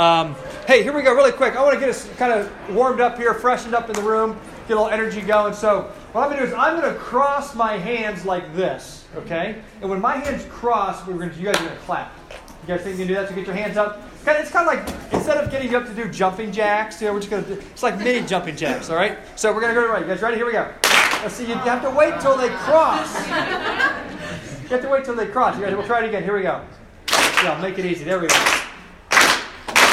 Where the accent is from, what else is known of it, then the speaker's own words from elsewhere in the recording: Cincinnati, Ohio, United States; now in Charlottesville, United States; I grew up in Cincinnati